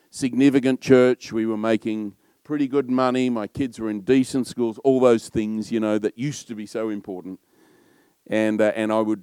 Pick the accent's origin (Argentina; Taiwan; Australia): Australia; I'm probably a bit loud and a bit Australian